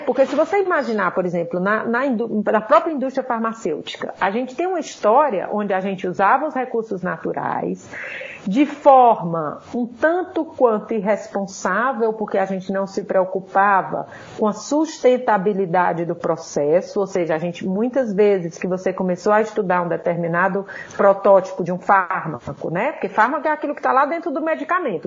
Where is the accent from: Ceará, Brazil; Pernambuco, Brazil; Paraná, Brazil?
Ceará, Brazil; moved away as an adult; now in São Paulo, Brazil; como vocês vão rapidamente perceber pelo meu sotaque, eu não sou paulista, né? Eu sou cearense e eu vim para cá para fazer minha graduação